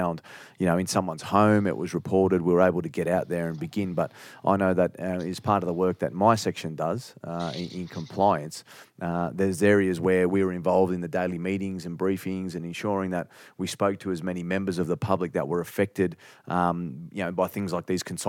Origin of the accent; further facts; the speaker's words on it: Australia; as an Australian